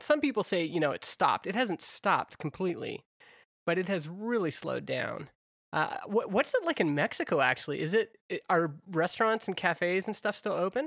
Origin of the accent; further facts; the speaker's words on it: Alberta, Canada; I grew up in Alberta